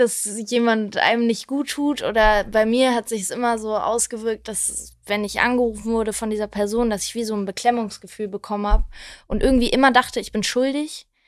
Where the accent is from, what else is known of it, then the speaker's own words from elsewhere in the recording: Wedel, Schleswig-Holstein, Germany; now in Berlin, Germany; in meiner Heimatstadt in Wedel